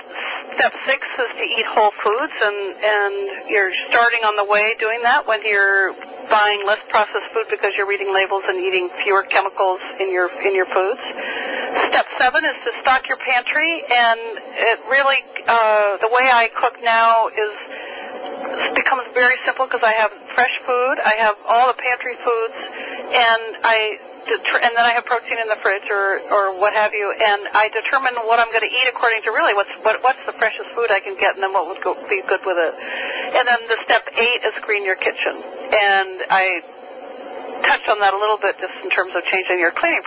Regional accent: New Hampshire, United States; I grew up in New Hampshire

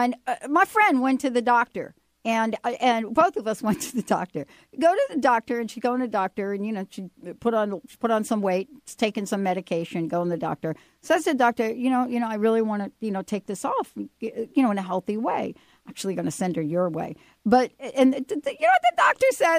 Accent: New York, United States; I'm from New York

